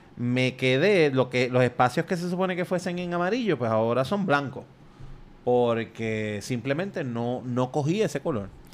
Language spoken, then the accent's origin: Spanish; Puerto Rico; nosotros somos primero eh, un, territorio de España, después un territorio de Estados Unidos y todavía somos un territorio de Estados Unidos